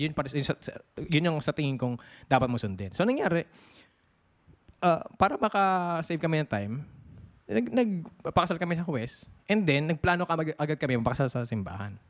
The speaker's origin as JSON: {"language": "Tagalog", "country": "Philippines", "moved": "yes", "said": "sa ibang bansa kami. So, eh, umuwi kami sa Pilipinas"}